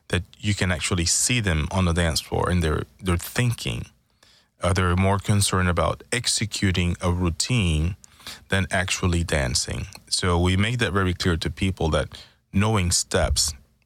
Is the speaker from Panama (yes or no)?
yes; Panama; now in Houston, United States; I am from Panama